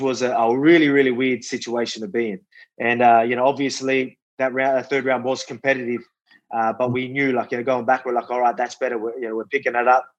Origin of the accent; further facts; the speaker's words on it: Wollongong, New South Wales, Australia; show the Illawarra, show Wollongong, show my hometown